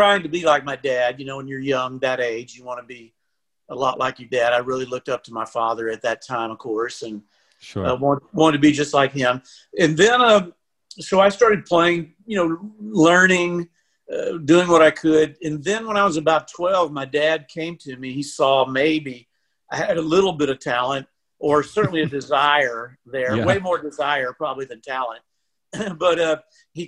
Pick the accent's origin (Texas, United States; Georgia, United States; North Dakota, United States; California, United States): Texas, United States; Lampasas; moved away as an adult; also born or lived in Taylor, Texas / Austin, Texas; now in Nashville, United States; I grew up in Lampasas. And actually, I was born in Taylor, which, you know, just down the road